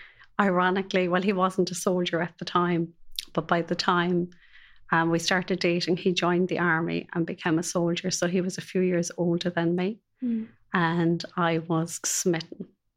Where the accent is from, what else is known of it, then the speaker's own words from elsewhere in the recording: Cork, Munster, Ireland; It was lovely. It was very free. It was very innocent.